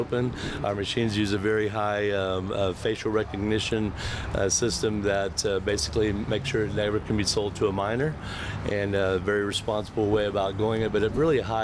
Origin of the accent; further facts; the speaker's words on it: Austin, Texas, United States; we hail from Austin. We're from right here